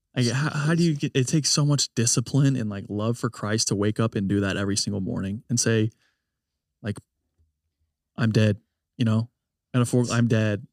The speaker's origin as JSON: {"language": "English", "country": "United States", "said": "I love being an American"}